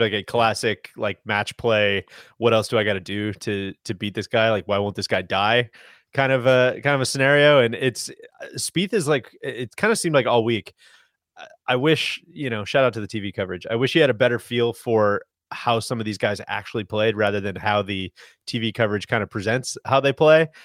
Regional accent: United States; as an American

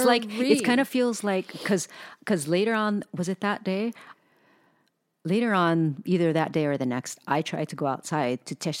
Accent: Hawaii, United States; it's new to us because we were born and raised in Hawaii.

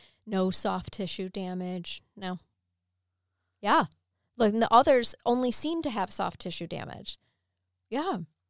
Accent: Nebraska, United States; I was born in Nebraska.

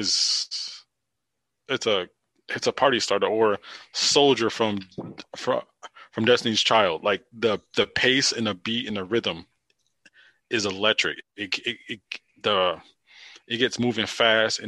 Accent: East Coast, United States; growing up on the East Coast where it was snowy and dreary

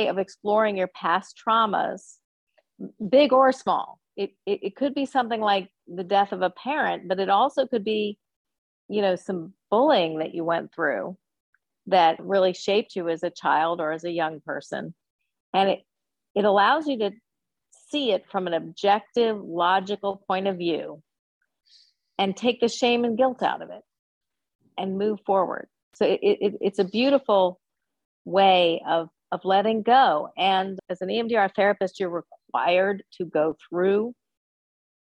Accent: Florida, United States; moved away as an adult; also born or lived in Boston / New York / Philadelphia; I grew up right here in Florida

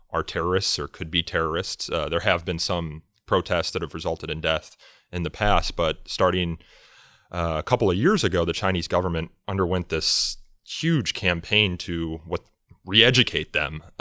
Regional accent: Turkey; English is a second language; I mean, I'm from Turkey, and in Turkey, we know the Uyghur issue for decades

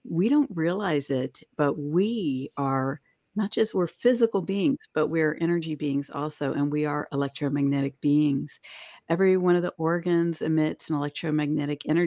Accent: East Coast, United States; now in West Coast, United States; I grew up on the East Coast. Now I live on the West Coast

